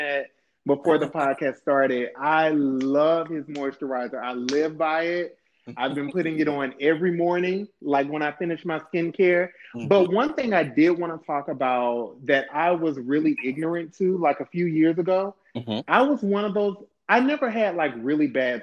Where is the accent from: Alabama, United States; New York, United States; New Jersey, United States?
Alabama, United States; also born or lived in Louisiana / San Diego; now in Los Angeles, United States; I'm originally from Louisiana and was raised in Alabama.